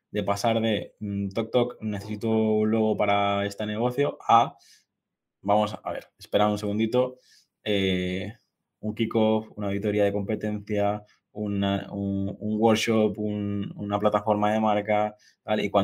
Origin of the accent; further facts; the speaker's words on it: Mallorca, Balearic Islands, Spain; Yo, yo, soy mallorquín